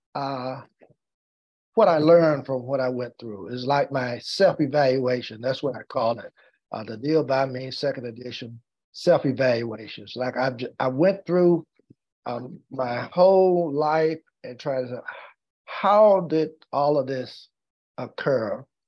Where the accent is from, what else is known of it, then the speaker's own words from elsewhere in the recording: North Carolina, United States; African American lawyer practicing law in my hometown. And as a matter of fact, the first in my hometown and the youngest at that time in the state of North Carolina.